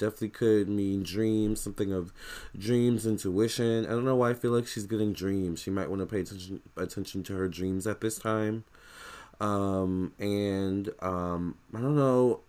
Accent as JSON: {"language": "English", "country": "United States", "said": "I'm American"}